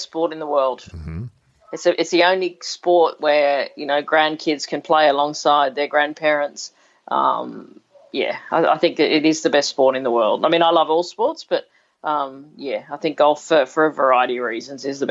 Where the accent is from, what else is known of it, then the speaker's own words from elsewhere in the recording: Cowra, New South Wales, Australia; also born or lived in Sydney, Australia; we moved out to Cowra when I was, I was seven